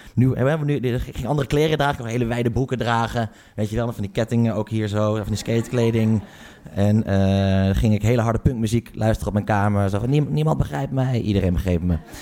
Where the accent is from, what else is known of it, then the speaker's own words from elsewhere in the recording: Haren, Groningen, Netherlands; Ik kom uit Groningen, of eigenlijk ik kom uit, uit Haren